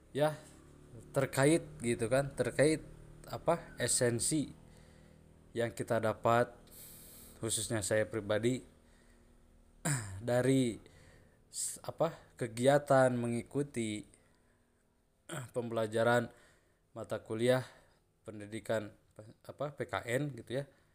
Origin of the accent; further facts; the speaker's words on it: Sunda, Indonesia; Seperti saya, golongan orang atau suku Sunda